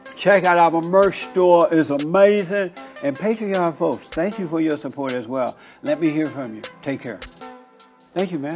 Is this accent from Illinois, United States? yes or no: no; Alabama, United States; moved away as an adult; now in Los Angeles, United States; I grew up in Alabama under the Jim Crow laws